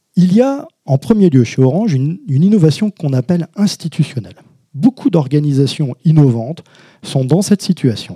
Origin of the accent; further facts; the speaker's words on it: Hauts-de-France, France; je suis de Schnorr, euh, mais de haut de france